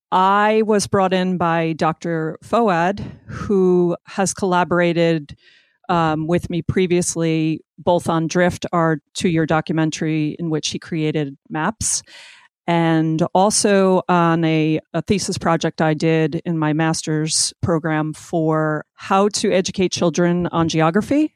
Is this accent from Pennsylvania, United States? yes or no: no; Northern Ocean County, New Jersey, United States; I grew up in Northern Ocean County